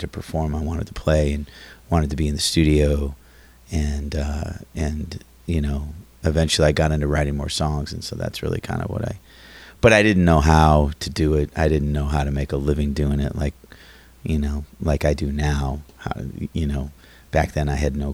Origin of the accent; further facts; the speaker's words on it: Oconomowoc, Wisconsin, United States; moved away as an adult; also born or lived in St. Louis, Missouri / Oshkosh, Wisconsin; now in Cleveland, United States; I grew up in Wisconsin, outside of Milwaukee, a little town called Oconomowoc